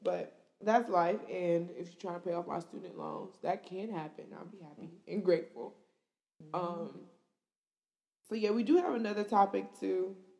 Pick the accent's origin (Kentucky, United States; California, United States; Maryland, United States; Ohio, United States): Ohio, United States; Cleveland; now in Nashville, United States; I'm from Cleveland.